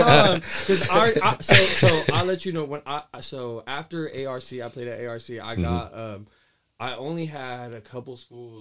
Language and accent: English; Woodland, California, United States; I grew up in Woodland